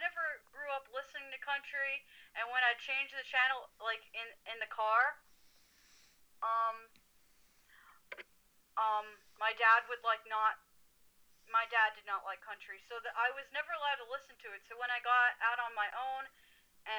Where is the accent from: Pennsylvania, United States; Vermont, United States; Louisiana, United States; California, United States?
Pennsylvania, United States; Frackville; I'm a small town girl from Frackville, Pennsylvania.